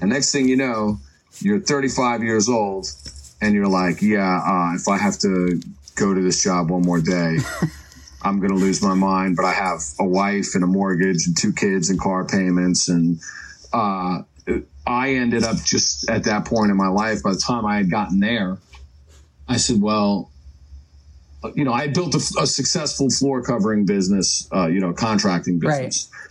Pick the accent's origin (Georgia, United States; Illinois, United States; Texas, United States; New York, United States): New York, United States; Long Island; moved away as an adult; now in Norfolk, United States; growing up in New York, you know, I grew up on Long Island